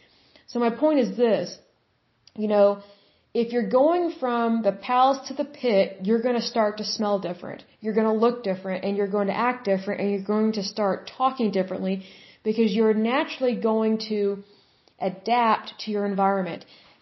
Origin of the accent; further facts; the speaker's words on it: Oklahoma, United States; I am from Oklahoma, and I'm not dissing Oklahoma